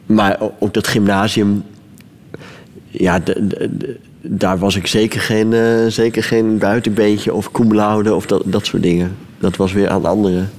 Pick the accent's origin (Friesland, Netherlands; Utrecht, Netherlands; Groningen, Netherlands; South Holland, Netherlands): Friesland, Netherlands; Leeuwarden; Leeuwarden, dat is de, de grote stad van Friesland. Daar ben ik opgegroeid.